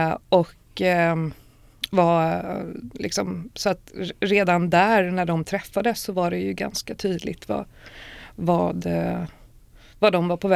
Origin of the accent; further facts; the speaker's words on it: Stockholm, Stockholm County, Sweden; moved away; also born or lived in Rinkeby; när jag var fyra så flyttade vi till Östberga. Mm. Eh, och där är jag sen uppvuxen och gått i skolan